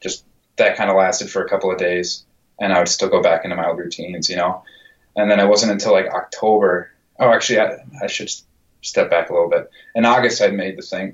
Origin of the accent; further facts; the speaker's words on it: Minnesota, United States; moved away as an adult; also born or lived in Wisconsin; now in Boston, United States; I grew up in Minnesota